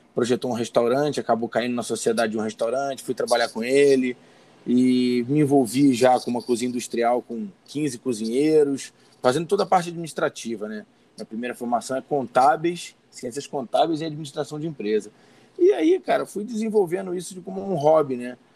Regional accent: Rio de Janeiro, Brazil; now in Teresópolis, Brazil; eu sou natural do Rio de Janeiro mesmo, mas estou há 34 anos aqui na Serra Fluminense, em Teresópolis

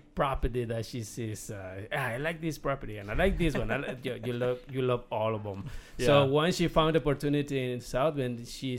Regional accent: Mexico; English is a second language; moved away as an adult; also born or lived in Illinois; now in California, United States; I was born in Mexico. I moved in 1999 to the first day when I came to this country was then Illinois. And then in 2004, we moved to California

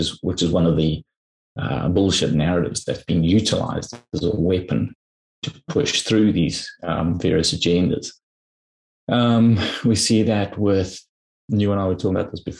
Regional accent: South Africa; you and I grew up in South Africa

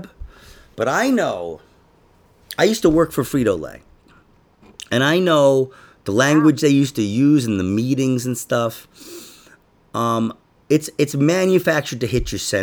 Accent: New York City, New York, United States; I grew up in Queens.

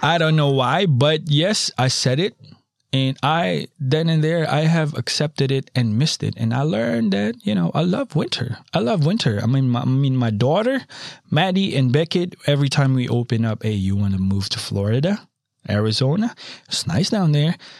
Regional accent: Philippines; moved away; I'm a tropical boy. I was born in the Philippines

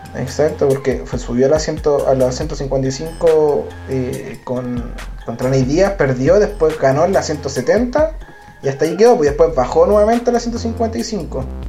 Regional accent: Chile; now in Santiago, Chile; nosotros somos de Chile. Chile, yo vivo en la capital Santiago

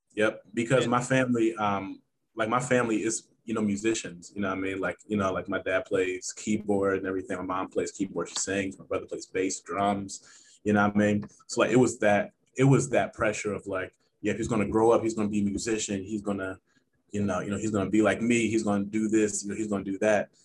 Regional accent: Cincinnati, Ohio, United States; I'm from Cincinnati, Ohio. That's home.

